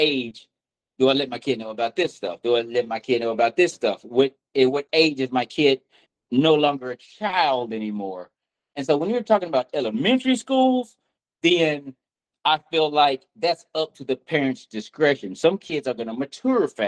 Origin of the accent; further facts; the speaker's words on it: Nashville, Tennessee, United States; I'm from Nashville. I went to John Overton.